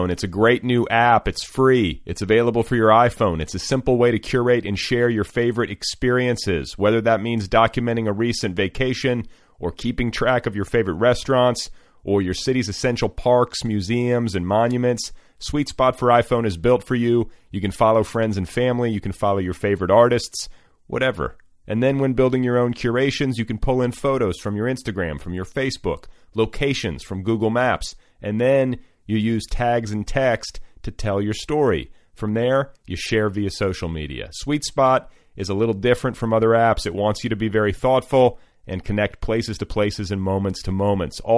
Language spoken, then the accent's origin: English; Mandan, North Dakota, United States; while driving back and forth from my hometown of Mandan, North Dakota and Big Sky, Montana.